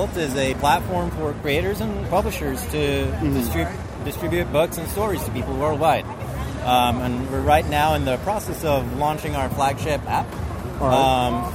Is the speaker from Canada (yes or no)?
no; Norway; moved away; So I'm originally from Europe. I'm from Norway